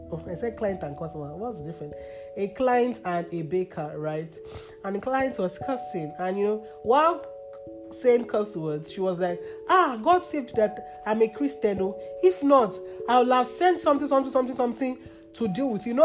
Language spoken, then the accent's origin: English; Nigeria; I am here for a reason, I am Nigerian for a reason